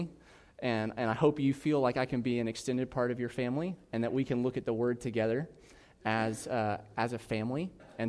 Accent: South Carolina, United States; I'm from South Carolina

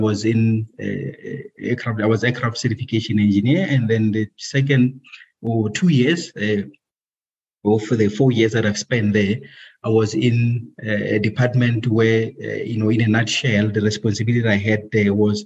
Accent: Free State, South Africa; moved away as an adult; also born or lived in Pretoria; I was born and bred in Free State, a province called Free State. That's where I grew up

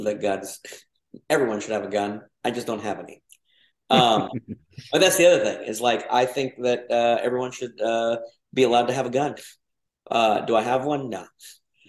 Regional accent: Georgia, United States; accent: Southern; also born or lived in Mexico / Texas; I grew up in Georgia, or my Southern accent will come out

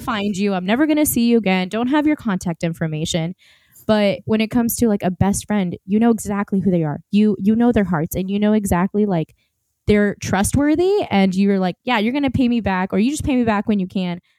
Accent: Oklahoma, United States; accent: Southern; I am born in America, and a lot of people say that I tend to sometimes throw in, like, a Southern accent. So if it comes out, I apologize. I'm from Oklahoma

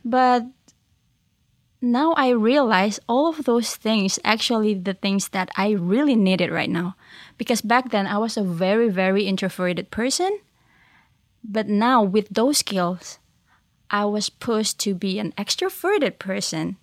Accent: Indonesia; moved away; I'm from Indonesia

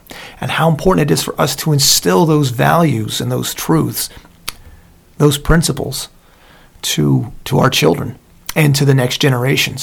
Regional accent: Southern Lancaster County, Pennsylvania, United States; when I grew up in Southern Lancaster County

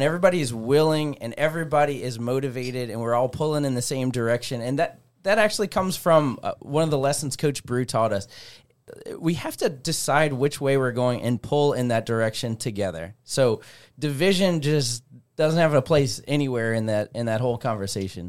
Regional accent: Metairie, Louisiana, United States; moved away as an adult; now in Zachary, United States; born and raised in Metairie

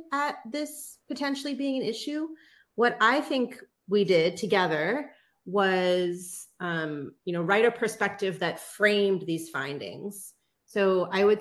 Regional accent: United States; someone growing up in the United States

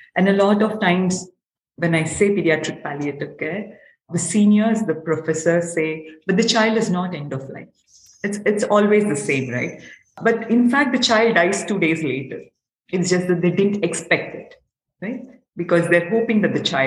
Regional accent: Hyderabad, Telangana, India; I'm from Hyderabad, India, which is in the southern part of India.

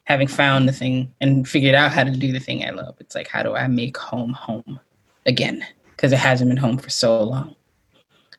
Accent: Metairie, Louisiana, United States; moved away as an adult; I grew up outside New Orleans

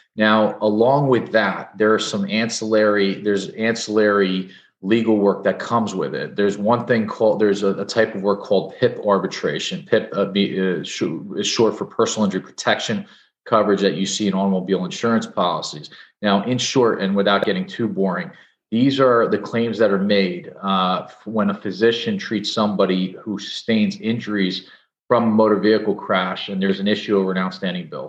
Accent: Edison, New Jersey, United States; also born or lived in New York; I'm a New Jersey guy, born and bred. I, I grew up in Edison

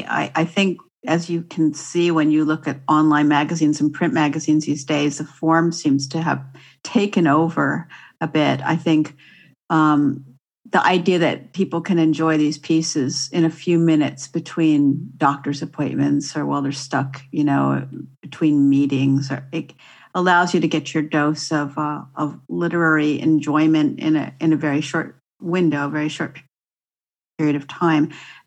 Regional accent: Santa Barbara, California, United States; moved away; how it felt to live in Southern California, which I spent most of my early years in. I grew up in Santa Barbara.

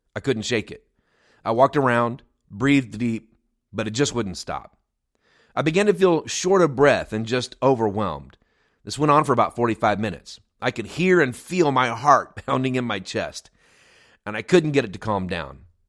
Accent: United States; moved away as an adult; also born or lived in near Chicago; the nonprofit that we lead here in my hometown

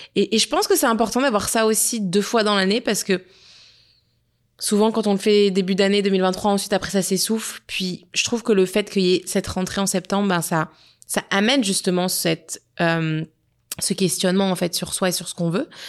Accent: Nice, Provence-Alpes-Côte d'Azur, France; now in Montreal, Canada; on a été à Nice, dans ma ville natale

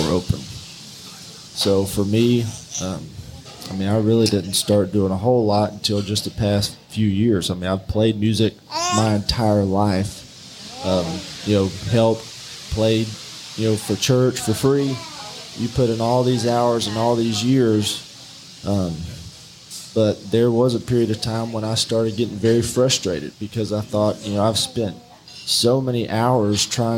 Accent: Lake Charles, Louisiana, United States; moved away; I grew up in Lake Charles

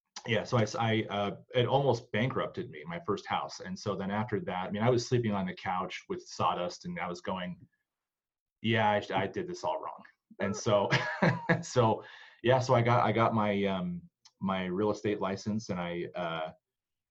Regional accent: Bay Area, California, United States; moved away as an adult; now in Utah, United States; I came out here from California 18 years ago. I was born in the Bay Area.

